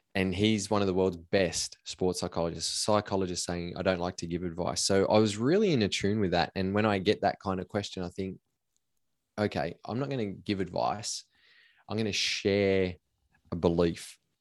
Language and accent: English; Cobar, New South Wales, Australia; I grew up in Cobar in a small country town in Western New South Wales